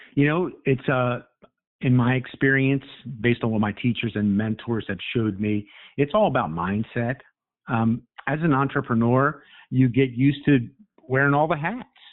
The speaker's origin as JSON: {"language": "English", "town": "Baltimore", "region": "Maryland", "country": "United States", "said": "I am from Baltimore, and I've worked in financial services for over 30 years."}